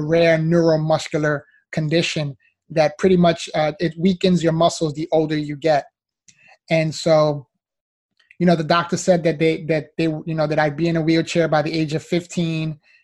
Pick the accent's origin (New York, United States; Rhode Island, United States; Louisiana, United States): New York, United States; New York City; moved away as an adult; now in Miami, United States; I was originally born and raised in the Bronx, New York. So, you know, I'm a city boy, was there up until I was 22 years old